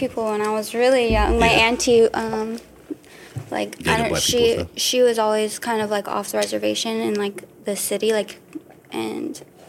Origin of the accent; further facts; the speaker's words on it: Washington, United States; I'm from Washington State. Mm-hmm. My family's from a little reservation called Squaxin Island.